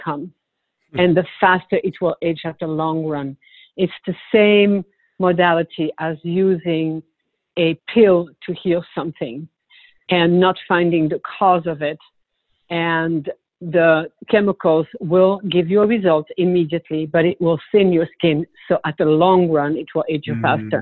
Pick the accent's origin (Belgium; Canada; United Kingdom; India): Belgium; also born or lived in Switzerland / Punta Gorda, Florida; now in Naples, United States; I'm originally from Belgium, but I lived in Switzerland a lot of years as well.